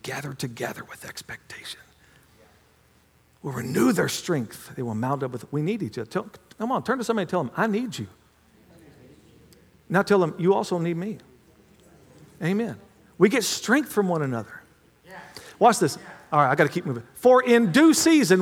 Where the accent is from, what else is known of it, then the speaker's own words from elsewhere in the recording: United States; I'm an American, ain't